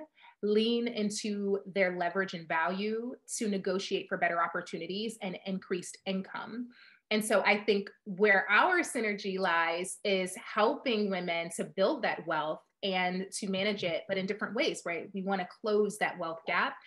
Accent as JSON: {"language": "English", "town": "Chicago", "region": "Illinois", "country": "United States", "said": "I am from Chicago"}